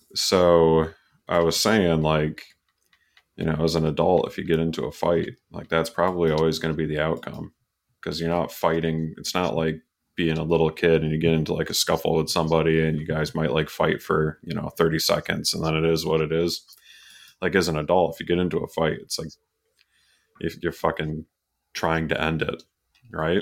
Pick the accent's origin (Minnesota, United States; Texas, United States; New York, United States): New York, United States; Canajoharie; We had Iroquois Lanes and Candajahary where I grew up.